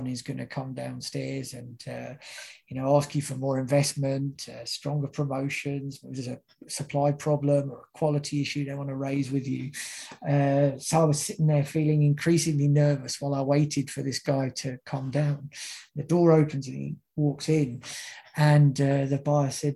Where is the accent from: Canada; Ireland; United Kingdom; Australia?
United Kingdom; moved away; my home country of the UK